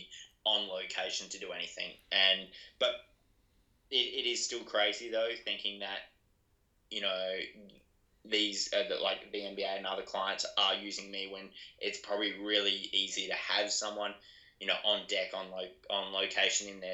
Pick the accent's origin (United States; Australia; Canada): Australia; Adelaide, South Australia; I'm from Adelaide, it's not like we're a country town or anything